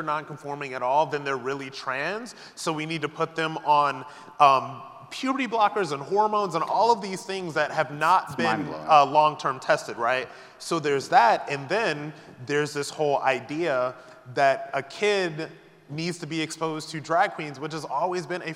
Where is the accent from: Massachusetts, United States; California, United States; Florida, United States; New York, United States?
New York, United States; I'm from New York